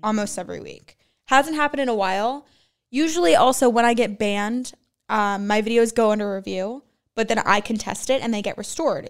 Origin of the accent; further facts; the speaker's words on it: Los Angeles, California, United States; I'm from L A.